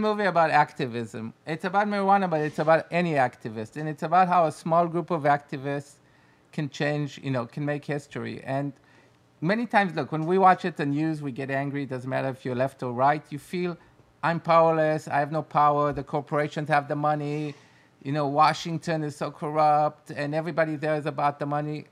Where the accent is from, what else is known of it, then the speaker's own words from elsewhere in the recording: Israel; English is a second language; we're from Israel